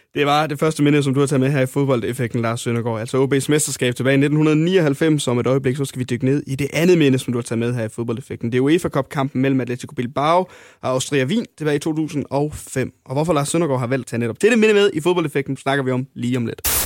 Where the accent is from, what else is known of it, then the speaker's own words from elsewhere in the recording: North Jutland, North Denmark Region, Denmark; det kan jeg skrive under på også, som, som nordjyde